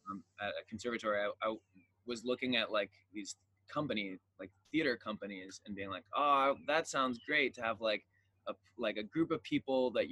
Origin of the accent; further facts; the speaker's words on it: Earlville, New York, United States; I'm from upstate New York, a tiny little town called Earlville with like one traffic light. Mm. But there was an opera house, which I grew up going to do theater at.